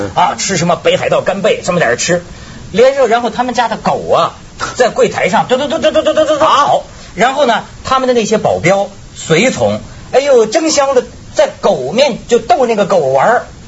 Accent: China; 我这个来自，呃，这个，这个大陆的。大陆的人

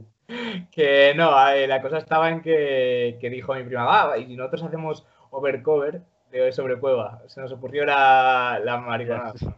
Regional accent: León, Castile and León, Spain; nací en León en 1998

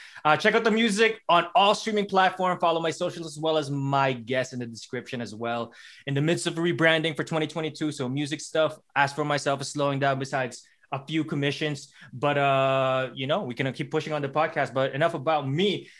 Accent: Alberta, Canada; so I'm from Alberta, which is like in between like Toronto and Vancouver, and people, a lot of people call it, it's the Texas of Canada.

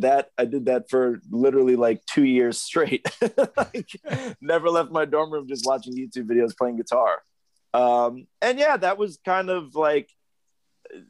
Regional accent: Bay Shore, New York, United States; moved away; I grew up in Bay Shore, Long Island.

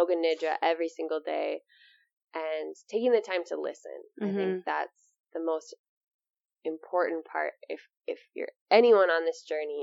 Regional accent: Amery, Wisconsin, United States; opening up this yoga studio in my hometown, which I never ever thought I would be back

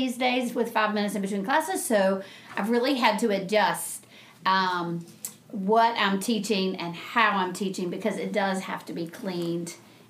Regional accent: Franklin, Virginia, United States; now in North Carolina, United States; I'm from a little town called Franklin, Virginia.

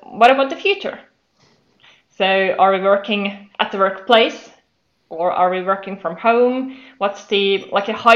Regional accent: Finland; I'm from Finland.

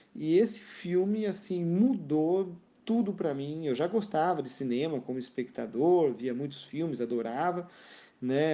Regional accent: Rio Claro, São Paulo, Brazil; moved away as an adult; also born or lived in Porto Feliz; now in France; nasci na cidade de Porto Feliz, e mas morei desde os meus dois anos de idade até, né, antes de vir para cá para a França, morei toda a minha vida em Rio Claro

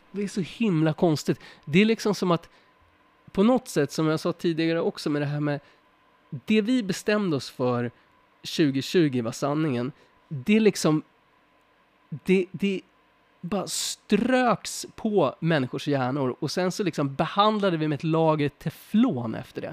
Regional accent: Sweden; oss som svenskar

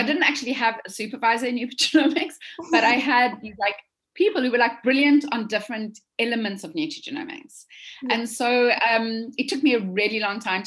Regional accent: South Africa; moved away as an adult; now in United States; from South Africa. I'm a dietitian

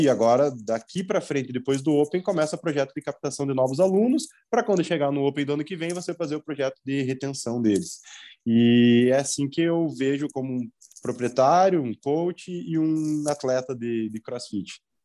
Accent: Mafra, Santa Catarina, Brazil; Eu sou de Mafra, Santa Catarina.

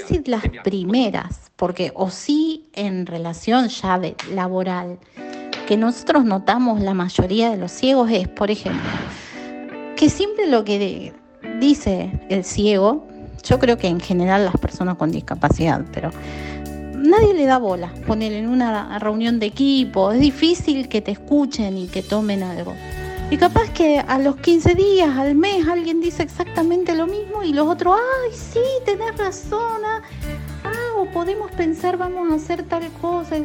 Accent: Argentina; de Argentina

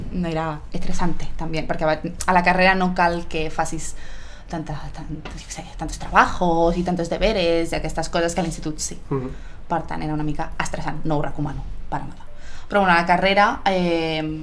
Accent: Granollers, Catalonia, Spain; also born or lived in Barcelona; en soc de Granollers i bueno, he viscut a Barcelona un temps, però, però sin més, ara sí que ara Granollers un, un altre cop. Eh, vaig fer la primària a Granollers també

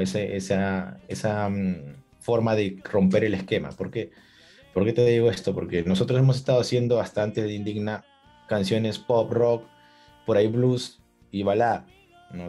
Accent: Lima, Peru; saludos desde Lima, Perú. Soy cantautor peruano

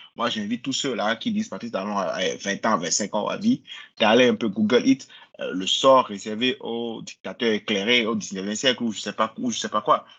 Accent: Benin; je suis bénin, j'ai vécu tout ma vie au Bénin, je suis né au Bénin

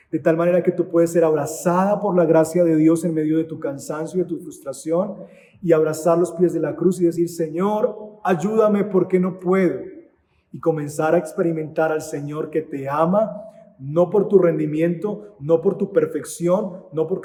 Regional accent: Antioquia, Colombia; soy paisa y entonces quiero ser la matrona de la casa.

